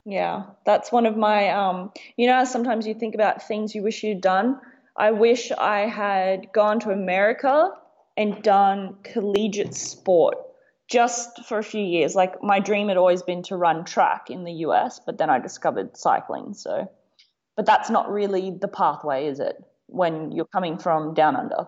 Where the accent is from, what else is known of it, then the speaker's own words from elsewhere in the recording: Gold Coast, Queensland, Australia; I come from the Gold Coast, Australia